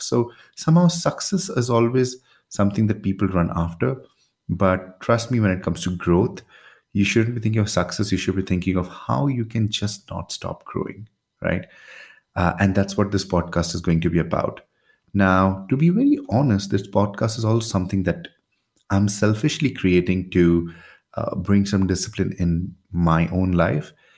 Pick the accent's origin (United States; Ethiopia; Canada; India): India; I'm from India